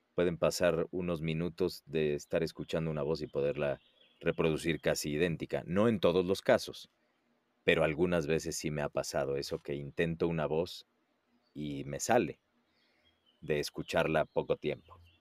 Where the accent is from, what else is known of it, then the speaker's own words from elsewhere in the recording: Puebla, Mexico; moved away as an adult; now in Mexico City, Mexico; Yo soy, eh, bueno, poblano de nacimiento, que es una ciudad que está a dos horas de la Ciudad de México. Ahí nací, ahí crecí